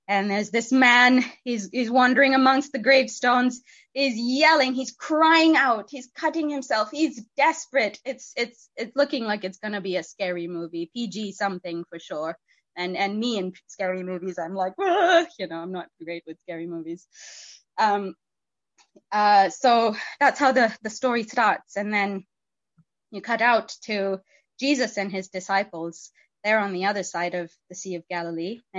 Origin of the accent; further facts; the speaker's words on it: India; Um, and I I grew up in in India. I was a missionary kid